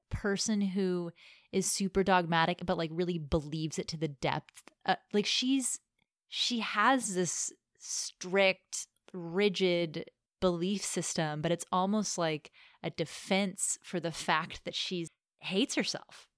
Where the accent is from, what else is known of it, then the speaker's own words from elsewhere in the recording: United States; I'm American